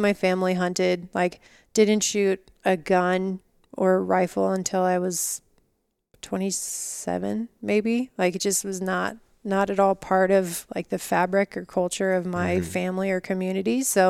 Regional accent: Colorado, United States; also born or lived in California; now in Utah, United States; I grew up mostly in Colorado, but my family moved a lot. So it was either Colorado or California. And then I got to Utah about 7 years ago now.

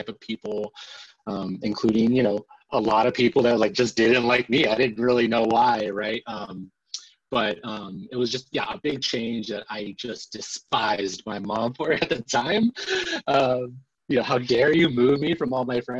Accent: El Centro, California, United States; moved away as an adult; also born or lived in San Diego; now in Seattle, United States; I was born and raised in El Centro, California, which is an Imperial County, not on the coast

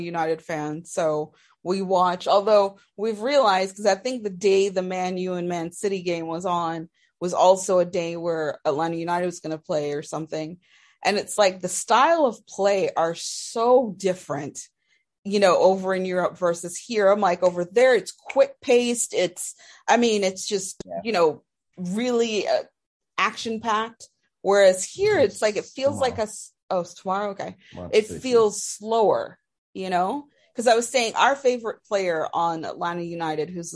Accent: Jamaica; growing up in Jamaica, where it was heavily influenced by the British

